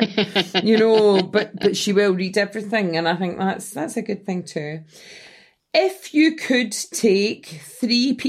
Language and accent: English; Scotland, United Kingdom; as a Scot